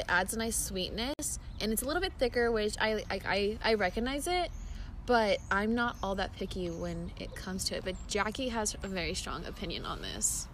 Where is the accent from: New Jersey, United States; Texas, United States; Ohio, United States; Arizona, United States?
Arizona, United States; also born or lived in Nevada; I was born in Arizona. I moved to Nevada came back to Arizona, and now I'm going to school in Arizona.